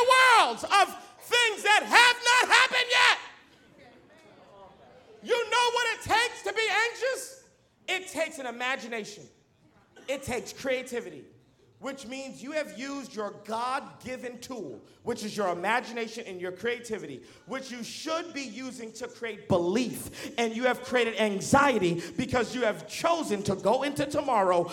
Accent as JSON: {"language": "English", "town": "Boston", "region": "Massachusetts", "country": "United States", "tie": "born or raised there", "moved": "yes", "lives_now": "Dallas, United States", "said": "I grew up in Boston, Massachusetts"}